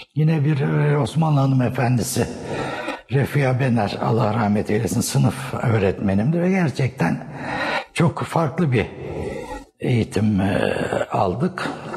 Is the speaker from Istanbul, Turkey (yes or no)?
yes; Istanbul, Turkey; also born or lived in Eskişehir; ben e, Erenköy'de doğdum.